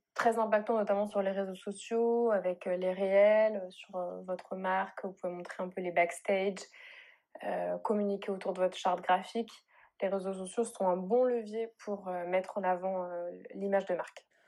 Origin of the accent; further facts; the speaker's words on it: Bordeaux, Nouvelle-Aquitaine, France; je viens de Bordeaux du coup, j'habite à Bordeaux